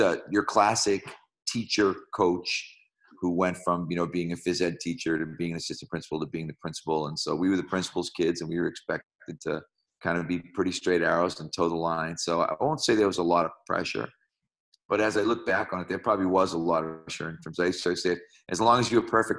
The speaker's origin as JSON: {"language": "English", "town": "Malden", "region": "Massachusetts", "country": "United States", "tie": "born or raised there", "said": "Well, so in Malden, Massachusetts, my father was my high school principal"}